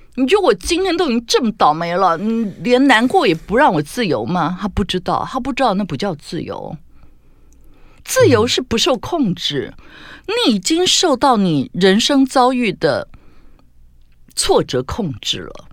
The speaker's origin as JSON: {"language": "Chinese", "town": "Tainan", "country": "Taiwan", "said": "因为我们家是台南人"}